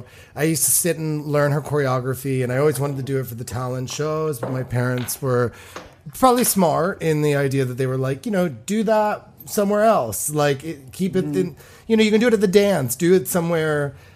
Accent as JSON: {"language": "English", "region": "Maryland", "country": "United States", "tie": "born or raised there", "said": "I mean, I grew up in Maryland."}